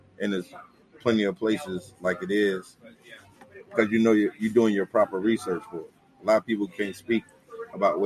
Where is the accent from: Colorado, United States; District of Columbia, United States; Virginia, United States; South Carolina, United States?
Virginia, United States; born or raised there; moved away as an adult; now in Atlanta, United States